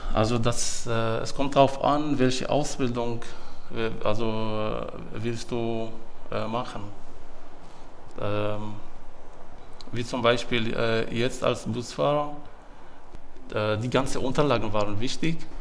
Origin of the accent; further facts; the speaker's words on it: Syria; German is a second language; moved away as an adult; now in Germany; Ich bin 37 Jahre alt und ich komme aus Syrien